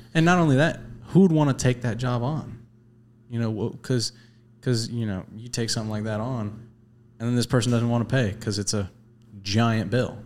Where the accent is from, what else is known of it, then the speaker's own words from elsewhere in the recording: the Florida Keys, United States; I grew up in the Keys.